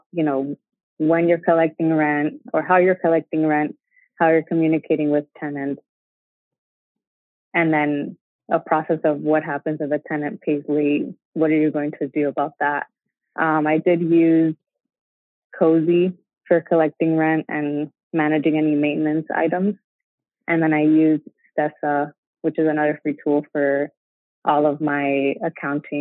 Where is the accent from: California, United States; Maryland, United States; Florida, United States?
Florida, United States; Miami; moved away as an adult; also born or lived in Gainesville, Florida / New York City; we were from Miami, which is South Florida.